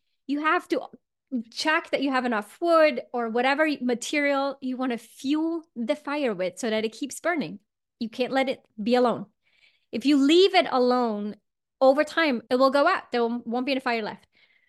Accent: Switzerland; I grew up in Switzerland and we would always hike and make a fire and put some sausage on top or whatever we would do.

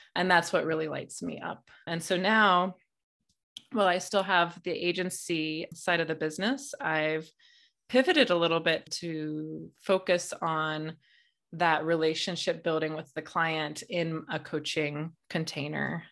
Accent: Midwest, United States; I grew up in a very conservative family in the Midwest

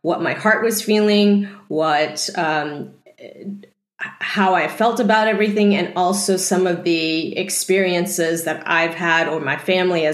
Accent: Texas, United States; I grew up in Texas, and being Asian in Texas is not very easy

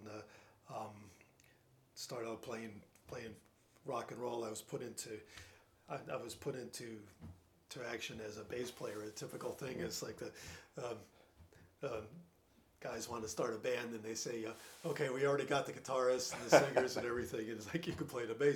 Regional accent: the North, United States; accent: Yankee; moved away as an adult; also born or lived in Rhode Island; now in Greenville, South Carolina, United States; as you can tell by my accent, I'm a Yankee.

